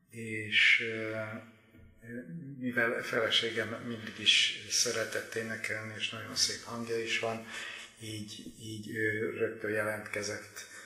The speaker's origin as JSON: {"language": "Hungarian", "region": "Budapest", "country": "Hungary", "tie": "born or raised there", "said": "Én itt, itt születtem, és aztán születésem óta a 11. kerület lakosa"}